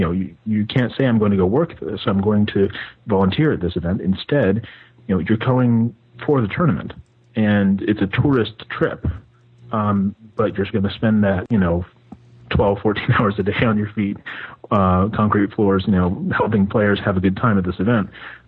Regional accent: United States; as an American

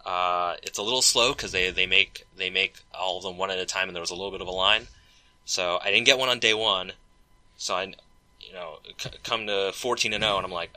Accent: Seattle, Washington, United States; I did it in Seattle, I did it, you know, I did it in my hometown, I did it in front of my community

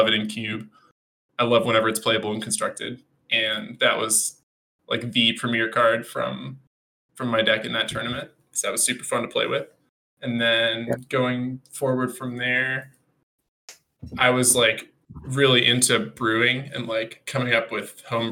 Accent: San Diego, California, United States; I'm from San Diego, so I've played a lot in California over the last, I don't know, 2 decades

